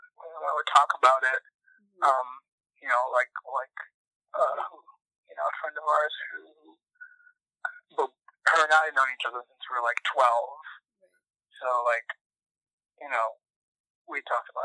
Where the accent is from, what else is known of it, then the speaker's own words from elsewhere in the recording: Canton, Michigan, United States; moved away as an adult; now in Minneapolis, United States; I am from Canton, Michigan